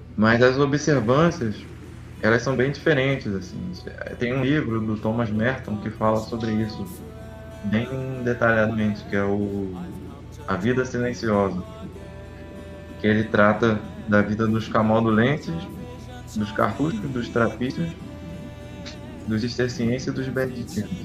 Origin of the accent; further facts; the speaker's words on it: Rio de Janeiro, Brazil; Sou, sou carioca, de Campo Grande. Capital do Rio, Campo Grande